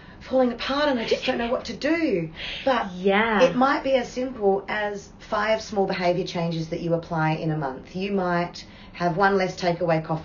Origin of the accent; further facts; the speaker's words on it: Port Lincoln, South Australia, Australia; also born or lived in Adelaide; now in Port Lincoln, Australia; I was born in Port Lincoln.